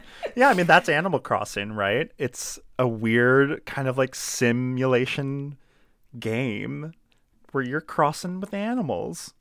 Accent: Laurel, Maryland, United States; moved away; also born or lived in Howard County, Maryland; I'm not actually from Baltimore, I'm from Laurel

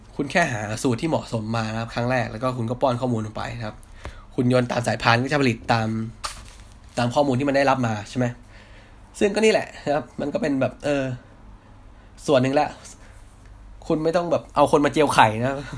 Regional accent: Hat Yai, Songkhla, Thailand; now in Bangkok, Thailand; ผมเป็นคนต่างจังหวัดนะ คือผมเป็นคนคนหัดใหญ่ครับ

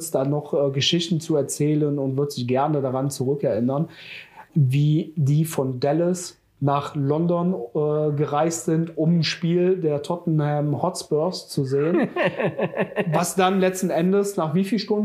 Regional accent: Jüchen, North Rhine-Westphalia, Germany; habe damals ja noch äh, in meinem Heimatort in Jüschen gewohnt

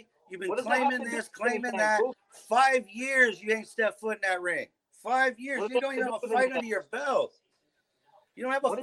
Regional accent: Nevada, United States; moved away as an adult; now in California, United States; I'm from Nevada. I was in Nevada from 1994 to 2008. That's my hometown.

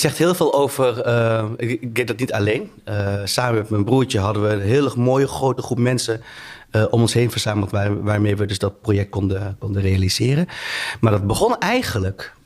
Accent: Tiel, Gelderland, Netherlands; moved away as an adult; now in Rotterdam, Netherlands; ik ben opgegroeid in Tiel

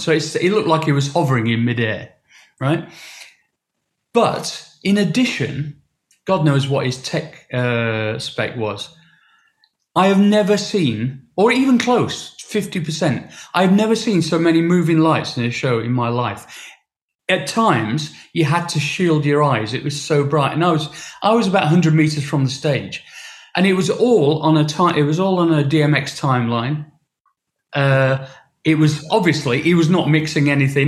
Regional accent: Sheffield, Yorkshire and the Humber, United Kingdom; my hometown

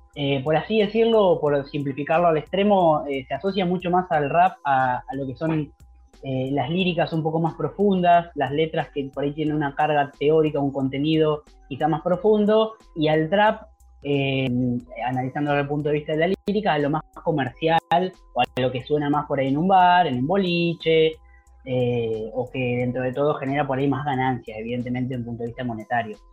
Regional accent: Capitán Sarmiento, Buenos Aires Province, Argentina; acá en mi pueblo, en Capitán Sarmiento, donde yo vivo

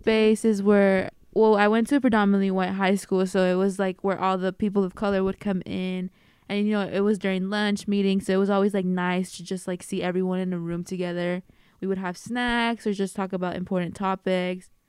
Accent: Bay Area, California, United States; I am a first year double majoring both in Spanish and sociology, and I am from the Bay Area

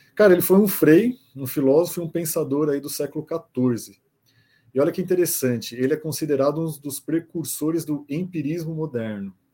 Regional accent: São Paulo, Brazil; Nascido e criado aqui em São Paulo, 38 anos

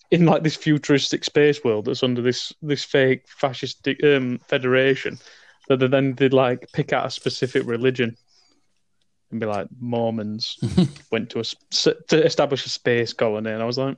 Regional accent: Buenos Aires, Argentina; I'm from Buenos Aires, and I say, kill them

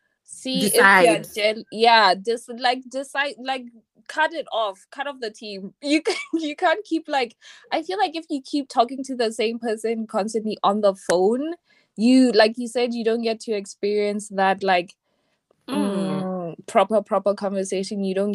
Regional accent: Botswana; Hi. I'm from Botswana.

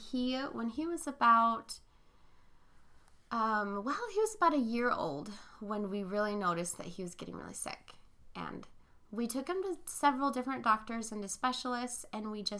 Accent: Arizona and Northern California, United States; also born or lived in Philippines; I grew up in Arizona and Northern California

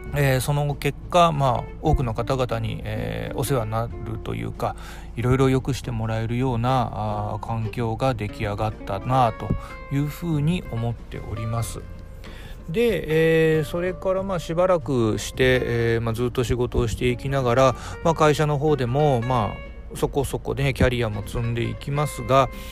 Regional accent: Hiroshima, Japan; moved away as an adult; also born or lived in Kitakyushu; now in Fukuoka, Japan; 広島で生まれて、広島で育ちました。

